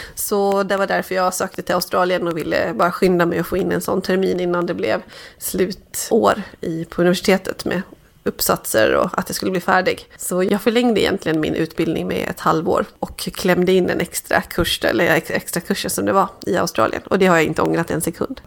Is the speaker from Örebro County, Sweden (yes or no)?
no; Dalarna County, Sweden; now in Stockholm, Sweden; min egen uppväxt och där jag kommer från